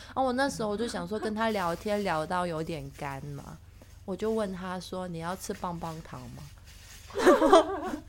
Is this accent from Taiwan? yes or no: no; Hong Kong; accent: Hong Kong; Chinese is a second language; 我的专注力只要不好，我的港腔就会变严重。